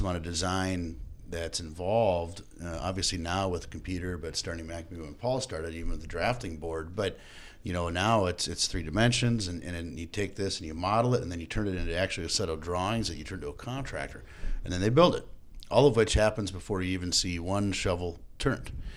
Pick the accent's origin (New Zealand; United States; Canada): United States; Fergus Falls, Minnesota; I grew up in Fergus Falls, Minnesota, moved to Minneapolis in nineteen ninety-eight